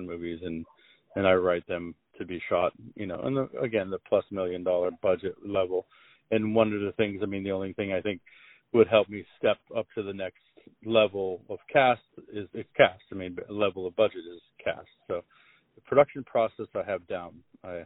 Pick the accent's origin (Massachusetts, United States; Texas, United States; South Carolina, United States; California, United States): California, United States; La Jolla; also born or lived in Los Angeles; I grew up in La Jolla